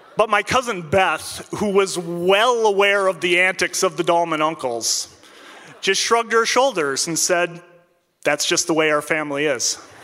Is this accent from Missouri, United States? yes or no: no; Minnesota, United States; moved away as an adult; Even when I moved away from Minnesota for work, when I come home to visit family